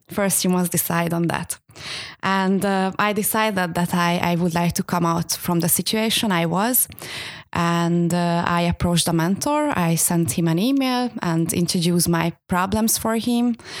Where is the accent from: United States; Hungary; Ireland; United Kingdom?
Hungary; moved away; I am from Hungary